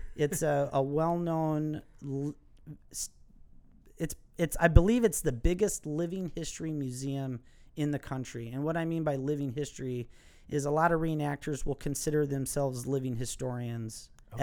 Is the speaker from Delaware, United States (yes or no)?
no; Milwaukee, Wisconsin, United States; accent: Wisconsin; I was born and raised in Milwaukee, Wisconsin